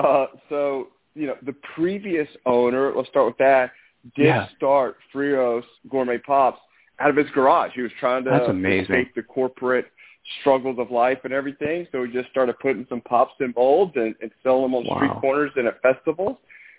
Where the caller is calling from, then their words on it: Mobile, Alabama, United States; Mobile, Alabama.